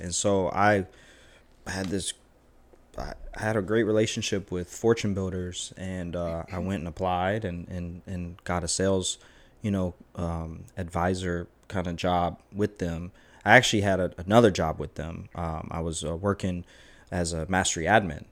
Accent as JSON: {"language": "English", "town": "Savannah", "region": "Georgia", "country": "United States", "tie": "born or raised there", "said": "growing up in Savannah"}